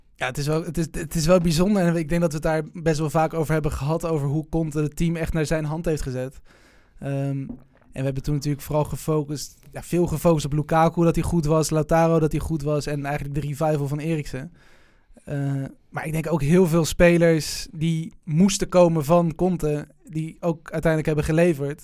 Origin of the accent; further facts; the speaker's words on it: Netherlands; ik voel me wel Nederlander